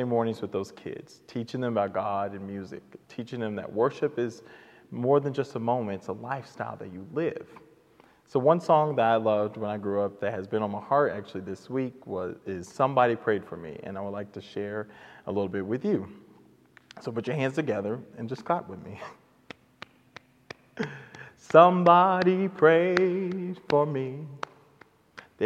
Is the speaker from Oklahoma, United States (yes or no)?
yes; Oklahoma City, Oklahoma, United States; I was raised at the Redeemed Missionary Baptist Church here in Oklahoma City with my mother and grandmother and my siblings.